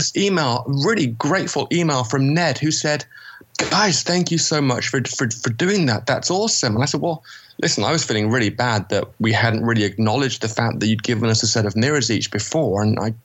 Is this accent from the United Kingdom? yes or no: yes; England, United Kingdom; moved away; I'm English.